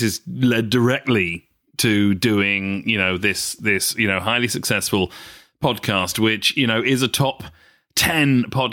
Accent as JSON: {"language": "English", "town": "Bournemouth", "region": "South West England", "country": "United Kingdom", "tie": "born or raised there", "also_born_or_lived": "London", "moved": "as an adult", "said": "he and I grew up together in Bournemouth"}